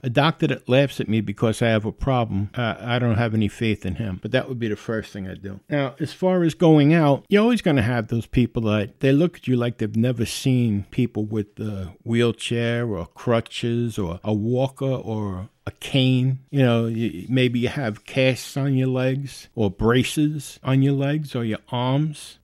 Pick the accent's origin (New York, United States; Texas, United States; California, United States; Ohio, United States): New York, United States; New York City; accent: New York; I was born and raised in the Bronx. I realize I do have a New York accent.